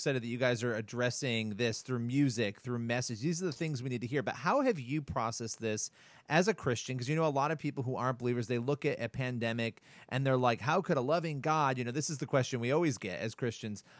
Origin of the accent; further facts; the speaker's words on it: New York City, New York, United States; I'm a New Yorker